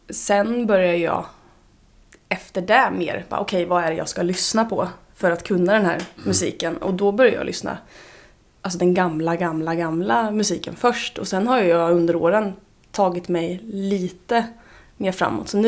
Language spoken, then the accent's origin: Swedish; Mjölby, Östergötland, Sweden; Jag är från Mjölby.